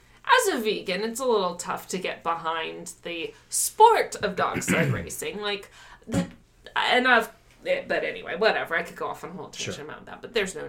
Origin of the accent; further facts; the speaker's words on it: Minnesota, United States; moved away; when I was growing up in Minnesota, well, when we lived in Minnesota